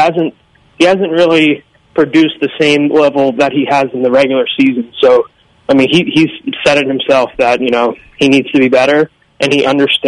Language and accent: English; Bronx, New York, United States; When I grew up in the Bronx, and I remember several times that Jeter was booed